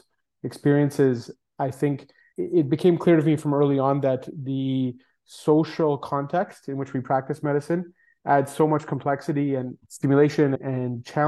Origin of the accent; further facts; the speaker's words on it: Toronto, Ontario, Canada; I grew up in Toronto in Canada